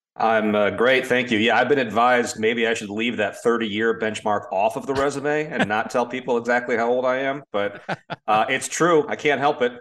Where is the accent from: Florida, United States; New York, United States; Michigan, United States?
Florida, United States; Orlando; I grew up in Orlando